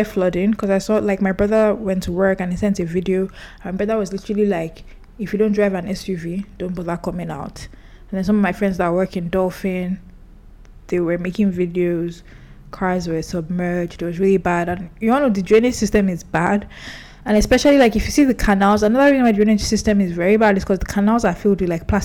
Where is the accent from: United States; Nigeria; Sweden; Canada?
Nigeria; Kogi; But, but I know this because I'm from Kogi State, and yeah.